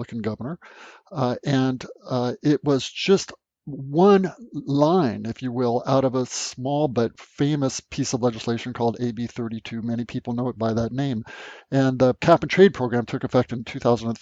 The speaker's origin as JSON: {"language": "English", "region": "California", "country": "United States", "tie": "born or raised there", "also_born_or_lived": "Michigan", "moved": "yes", "said": "I grew up in California"}